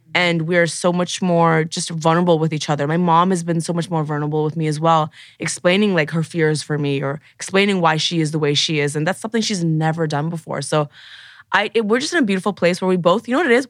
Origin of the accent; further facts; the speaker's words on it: Toronto, Ontario, Canada; moved away as an adult; now in Los Angeles, United States; Growing up in Toronto, in university, I knew exactly one queer person